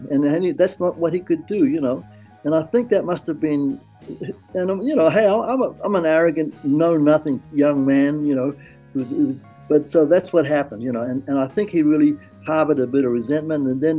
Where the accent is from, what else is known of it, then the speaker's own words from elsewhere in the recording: San Francisco, California, United States; I was accepted with open arms because again, I was from San Francisco